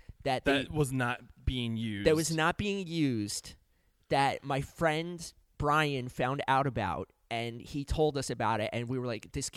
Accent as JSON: {"language": "English", "town": "West Orange", "region": "New Jersey", "country": "United States", "also_born_or_lived": "Philadelphia", "moved": "as an adult", "said": "I'm from North Jersey"}